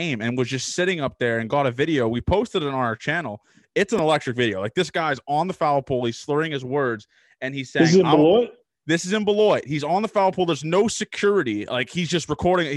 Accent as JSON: {"language": "English", "town": "Toronto", "region": "Ontario", "country": "Canada", "said": "I'm from Toronto"}